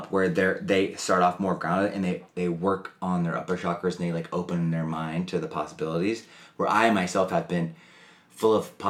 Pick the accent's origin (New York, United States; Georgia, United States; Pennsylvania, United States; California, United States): Georgia, United States; born there; also born or lived in Alabama / Florida / Mississippi / Tennessee; I was born in Georgia. So I've lived in Alabama, Georgia, Florida, Mississippi, and Tennessee.